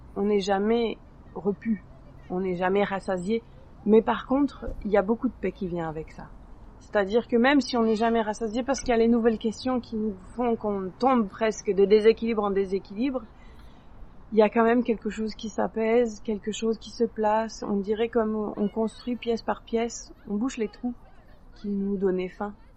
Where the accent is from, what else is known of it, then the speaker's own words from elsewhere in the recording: France; moved away as an adult; now in Quebec, Canada; j'ai grandi en France, mais j'ai un père hongrois